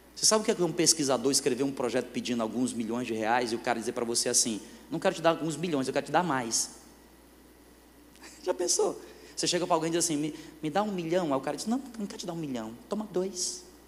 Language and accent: Portuguese; Fortaleza, Northeast Region, Brazil; moved away as an adult; now in Northern Region, Brazil; Eu sou nordestino